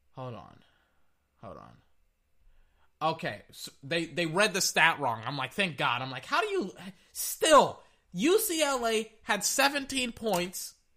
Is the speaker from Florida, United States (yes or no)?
no; Texas, United States; I am from Texas. I just don't have that colloquial accent.